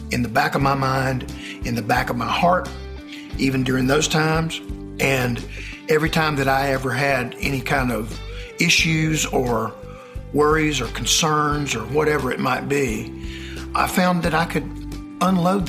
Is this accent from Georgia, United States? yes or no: yes; Marietta, Georgia, United States; I was born and raised in Marietta, Georgia, where I still live